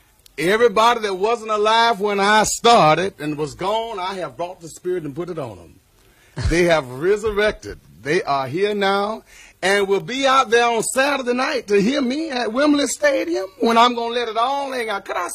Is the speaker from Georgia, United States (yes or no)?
yes; Macon, Georgia, United States; moved away as an adult; now in California, United States; I was a dishwasher at the Greyhound bus station in my hometown, Macon, Georgia.